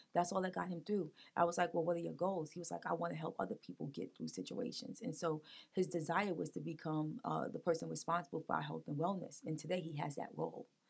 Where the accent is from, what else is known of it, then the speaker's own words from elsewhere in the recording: New York City, New York, United States; now in Wilmington, United States; I grew up in Brooklyn, New York